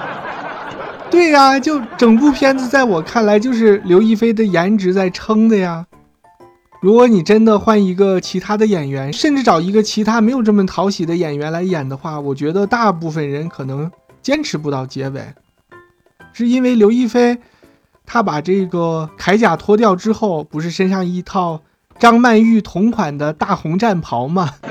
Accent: China; 我们中国人

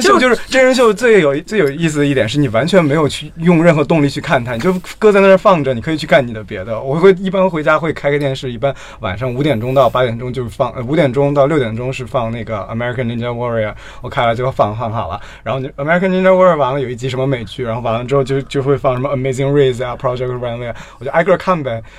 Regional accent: China; 我们作为亚裔或者作为中国人

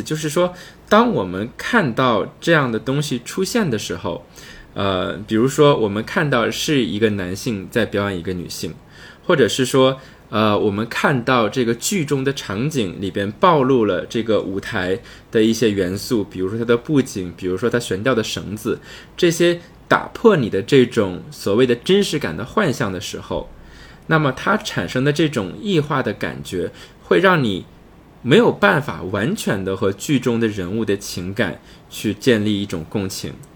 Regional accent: China; 对于我们中国人来说

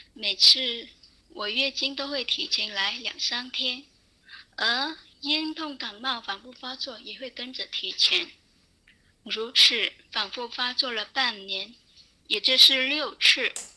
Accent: Guangdong, China; 我是来自广东的听友，今年二十六岁

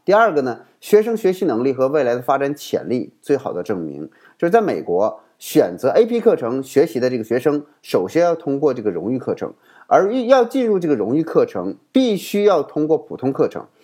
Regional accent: China; 我们中国人的身份

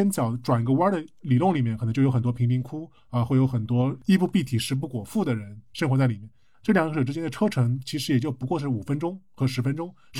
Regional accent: Jing'an District, Shanghai, China; 就比如说我小时候是在静安区的，后来慢慢的搬到长宁区了。那其实我的生活半径基本上就是静安区加上一小部分长宁区。

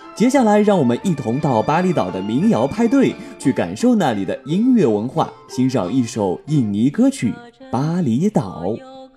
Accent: China; 我们是来自中国

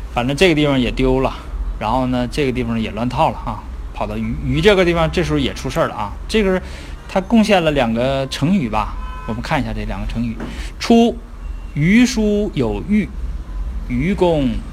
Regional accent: Northeast China, China; accent: Northeastern Mandarin; 咱们东北话叫起哄加秧子

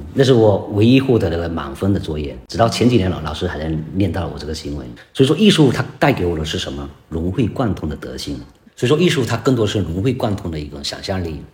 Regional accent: China; 疫情期间呢，我们中国人走的最远的地方

